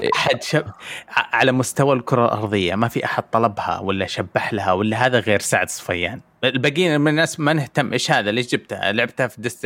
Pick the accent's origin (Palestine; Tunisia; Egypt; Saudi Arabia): Saudi Arabia; كسعودي عايش في السعوديه